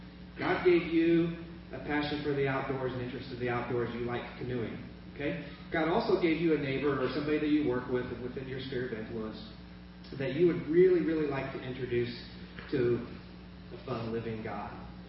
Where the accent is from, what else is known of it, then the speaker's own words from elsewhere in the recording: Kenya; I grew up in Kenya, and my parents were missionaries.